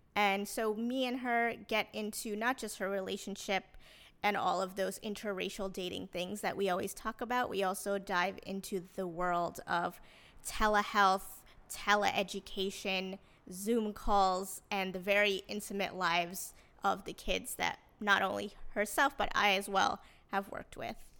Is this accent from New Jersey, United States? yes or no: yes; New Jersey, United States; I grew up in New Jersey